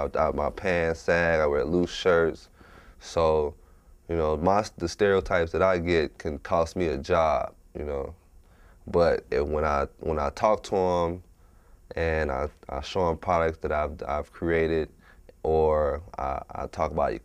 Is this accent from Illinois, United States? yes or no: yes; Chicago, Illinois, United States; now in Tacoma, United States; I'm originally from Chicago, Illinois, and I reside in Tacoma, Washington.